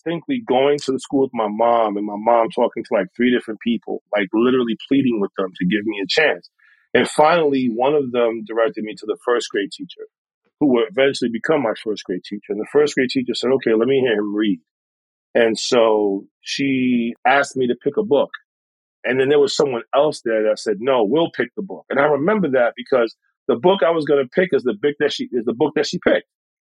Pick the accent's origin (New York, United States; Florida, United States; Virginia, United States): New York, United States; New York City; So I'm a New Yorker, like you said, born and raised. I was born in Harlem. I was raised in the Bronx